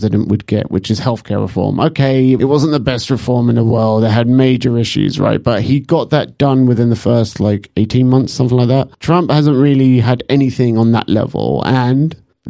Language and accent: English; United Kingdom; we're British